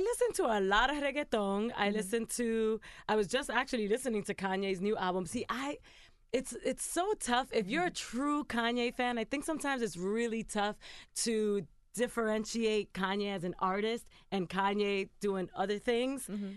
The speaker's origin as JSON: {"language": "English", "town": "New York City", "region": "New York", "country": "United States", "tie": "born or raised there", "said": "I'm Dominican. I I grew up in Queens, New York"}